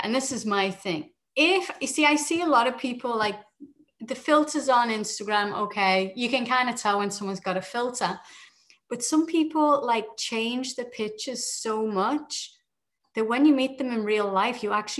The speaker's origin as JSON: {"language": "English", "town": "Liverpool", "region": "North West England", "country": "United Kingdom", "accent": "British", "moved": "as an adult", "lives_now": "Toronto, Canada", "said": "I am from Liverpool, you know, where the good old … are from."}